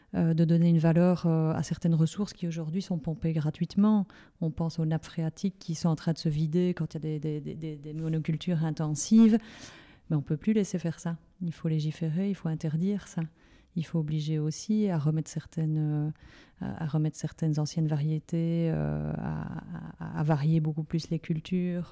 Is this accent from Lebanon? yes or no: no; Liège, Wallonia, Belgium; comme je suis liégeoise